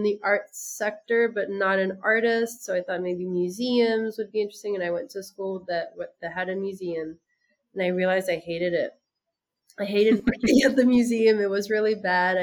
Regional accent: France; moved away as an adult; also born or lived in United States; now in Senegal; I'm French by my father and American by my mother. And I grew up in France

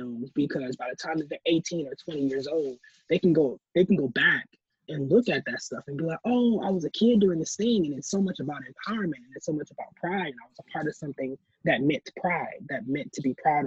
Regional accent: Milwaukee, Wisconsin, United States; how I grew up in Milwaukee

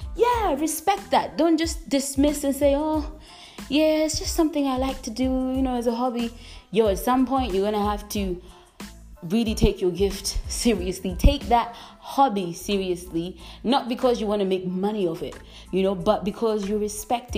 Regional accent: Malawi; I am from Malawi. I'm currently living in Malawi

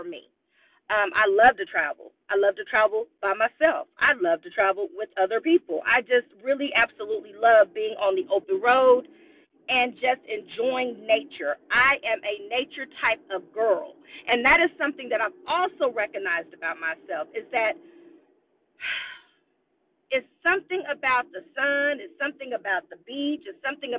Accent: Austin, Texas, United States; I'm an Austinite. I was born and raised in Austin, Texas

